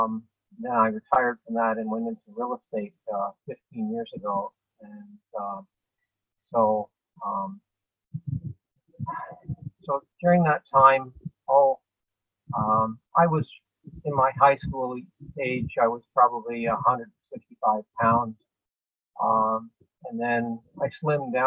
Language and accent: English; Guelph, Ontario, Canada; I grew up in Guelph